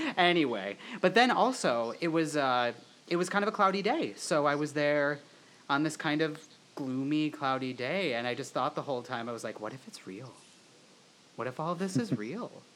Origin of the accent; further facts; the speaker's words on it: Wisconsin, United States; we're all from Wisconsin